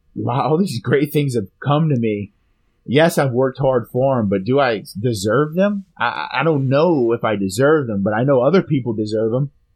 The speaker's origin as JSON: {"language": "English", "region": "Louisiana", "country": "United States", "tie": "born or raised there", "said": "my hometown or our hometown, Louisiana"}